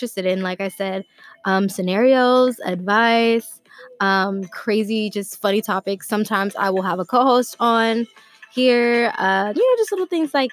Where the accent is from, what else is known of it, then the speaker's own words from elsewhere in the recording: Atlanta, Georgia, United States; I'm from Atlanta, Georgia